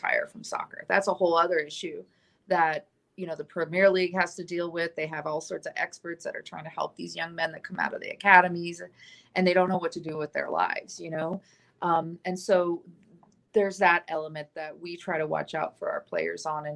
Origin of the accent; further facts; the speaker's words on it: San Diego, California, United States; now in Tucson, United States; a friend of mine, actually, that I grew up with in San Diego